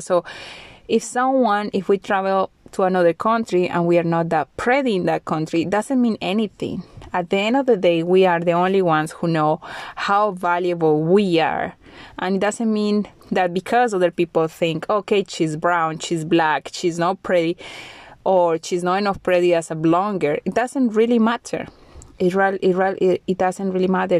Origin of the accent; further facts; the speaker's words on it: Colombia; moved away as an adult; now in Bulgaria; I am from Colombia, but now I live in Bulgaria